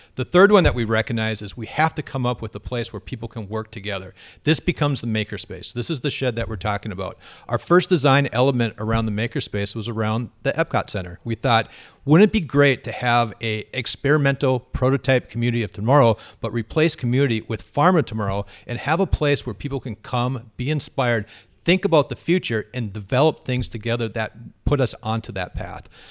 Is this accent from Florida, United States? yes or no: no; Fargo, North Dakota, United States; I grew up in Fargo, uh, North Sider